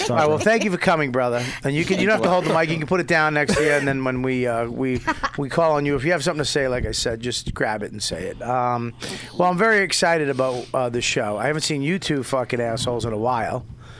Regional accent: Boston, Massachusetts, United States; I'm from Boston, Massachusetts. Not Medford, you know, Massachusetts.

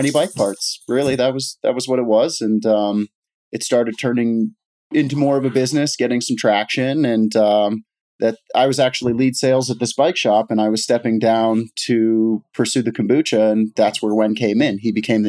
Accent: Miami, Florida, United States; moved away; growing up in Miami, bicycles were an escape from the chaos

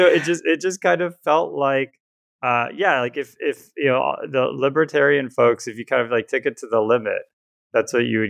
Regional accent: Southeast, United States; now in California, United States; Patrick and I grew up on the East Coast, or I guess maybe you'd call it the South. I mean, Southeast

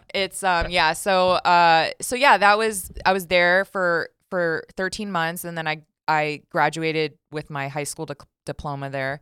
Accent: Las Vegas, Nevada, United States; born and raised in Las Vegas

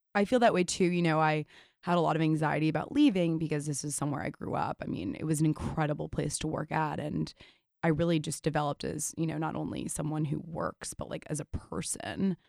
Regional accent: New York City, New York, United States; I'm born and raised in New York City

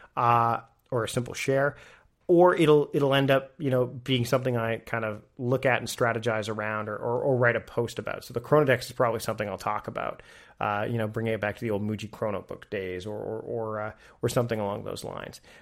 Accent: Canada; being Canadian

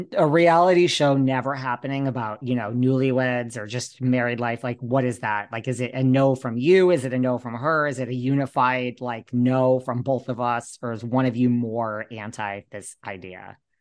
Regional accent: New York, United States; also born or lived in Los Angeles; I'm a New Yorker

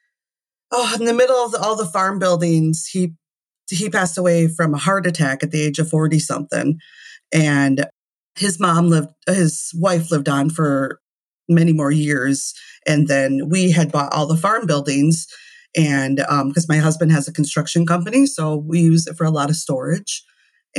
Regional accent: Prairie du Chien, Wisconsin, United States; now in La Crosse, United States; I grew up in Prairie du Chien, which is about an hour south of us, which is a way smaller town

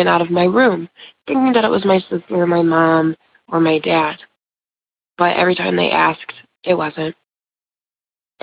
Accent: Ohio, United States; I'm from Ohio

